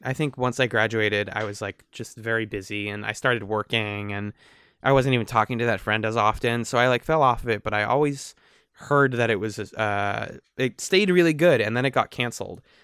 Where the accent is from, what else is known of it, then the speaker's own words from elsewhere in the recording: Boston, Massachusetts, United States; we're from the East Coast. We are from the Boston area.